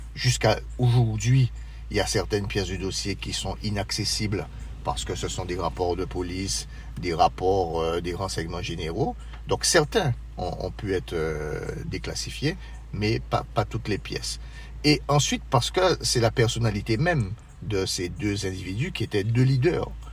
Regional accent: Marie-Galante, Guadeloupe; je suis originaire de Marie-Galante

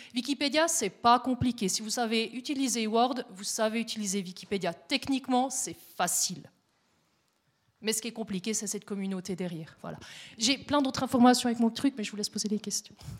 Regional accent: Neuchâtel, Switzerland; now in Biel/Bienne, Switzerland; je suis neuchâteloise aussi. J'habite à Bienne

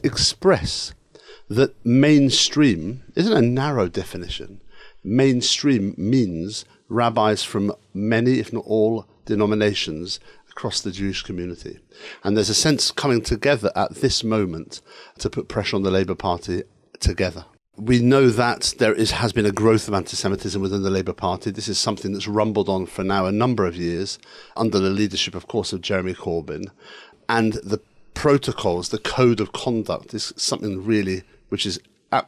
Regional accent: Edinburgh, Scotland, United Kingdom; I was brought up in Edinburgh Pentland, which was Malcolm Rifkin's constituency

